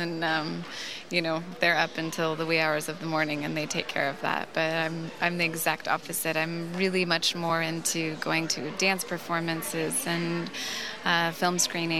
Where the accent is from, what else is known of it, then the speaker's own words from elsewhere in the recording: Palos Verdes, California, United States; moved away as an adult; now in Tel Aviv, Israel; I grew up in Palos Verdes, so outside of L.A., a suburb.